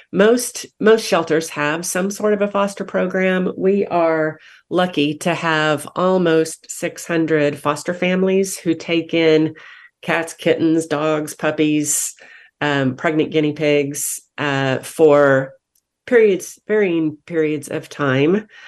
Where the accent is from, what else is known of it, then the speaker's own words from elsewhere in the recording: Wichita, Kansas, United States; moved away as an adult; now in Wake County, United States; I came from Wichita, Kansas. I was born and raised, born and raised there.